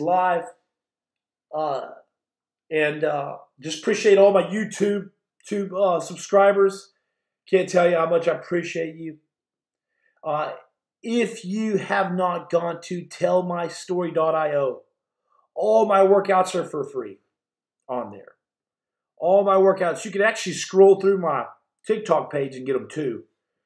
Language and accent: English; Muleshoe, Texas, United States; Texas Panhandle. I'm from Muleshoe, Texas.